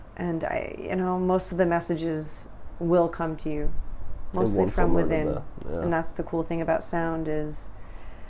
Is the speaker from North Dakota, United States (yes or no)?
no; California, United States; moved away as an adult; also born or lived in Taiwan / Thailand; now in Vietnam